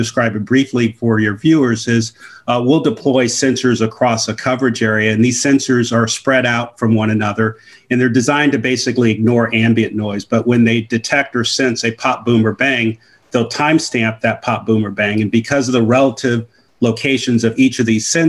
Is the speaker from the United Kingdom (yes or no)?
no; Oakland, California, United States; Born and raised in Oakland, California.